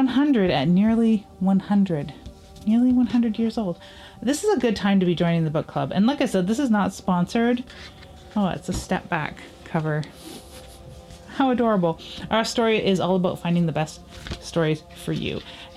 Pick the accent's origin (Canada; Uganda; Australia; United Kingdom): Canada; as a Canadian